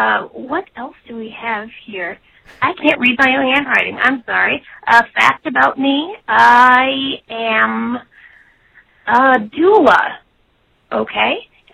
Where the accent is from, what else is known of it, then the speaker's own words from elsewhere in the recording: Endicott, New York, United States; also born or lived in Queens, New York; now in Brooklyn, United States; calling about why I am a baseball fan. I am from Endicott, New York, which is a small town. I currently live in Brooklyn, though I did live in Queens for about 10 years.